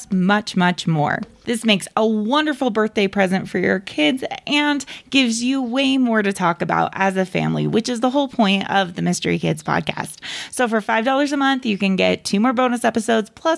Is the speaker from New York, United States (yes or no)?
no; Utah, United States; I'm from Utah